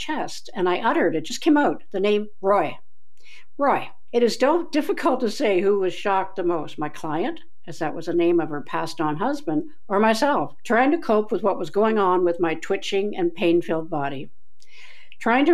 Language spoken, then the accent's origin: English; Keswick, Ontario, Canada; when I was 10 years old, walking down the road of my hometown, Keswick, Ontario